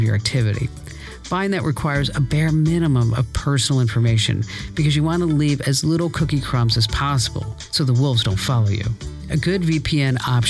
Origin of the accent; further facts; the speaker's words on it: Phoenix, Arizona, United States; my hometown, yes, another honor for Arizona. You ready for it? Phoenix Sky Harbor